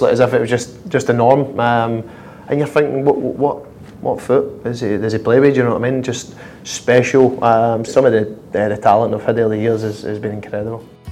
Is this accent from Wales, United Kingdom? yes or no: no; Glasgow, Scotland, United Kingdom; moved away as an adult; growing up in Glasgow